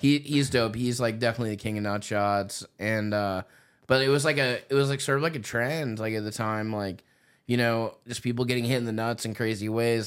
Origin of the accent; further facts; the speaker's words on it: Indiana, United States; moved away; I'm from Indiana originally